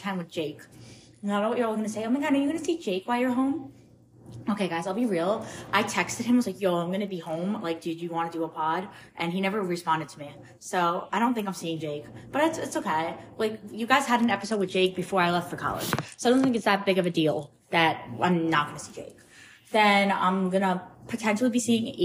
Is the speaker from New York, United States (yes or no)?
yes; Northport, New York, United States; moved away; I'm going to be home in Long Island for a week for Thanksgiving. I'm going back to Northport